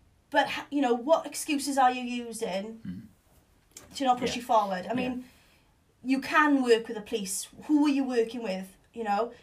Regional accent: Swansea, Wales, United Kingdom; Swansea is my hometown

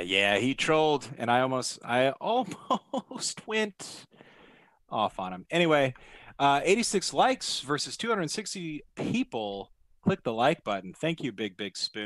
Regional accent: Oregon, United States; my hometown

